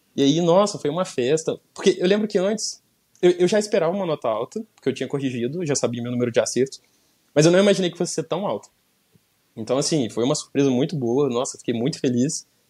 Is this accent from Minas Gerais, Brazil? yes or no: yes; São João del Rei, Minas Gerais, Brazil; moved away as an adult; also born or lived in Belo Horizonte; eu sou de São João del Rei, interior de Minas Gerais